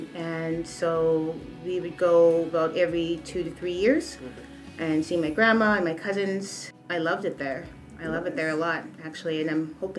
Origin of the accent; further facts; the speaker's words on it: Trelawny, Jamaica; I'm Jamaican from Trelawney.